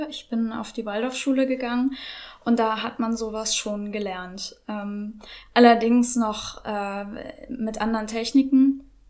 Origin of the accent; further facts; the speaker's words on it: Norderstedt, Schleswig-Holstein, Germany; ich komme aus Norderstedt, ähm, lebe hier mit meinen zwei Hunden Luna und Benji